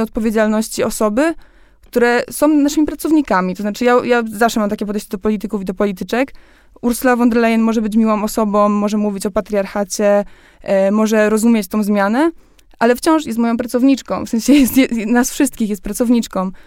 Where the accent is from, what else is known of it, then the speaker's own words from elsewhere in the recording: Poland; jak wchodziliśmy do Unii Europejskiej, ja miałam 3 lata, no więc wychowałam się już w tym wszystkim.